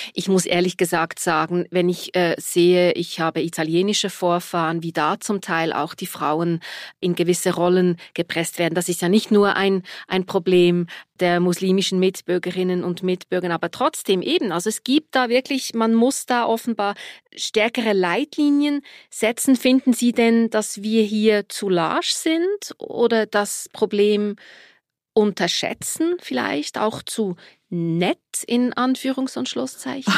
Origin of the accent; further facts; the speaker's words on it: Switzerland; bei uns in der Schweiz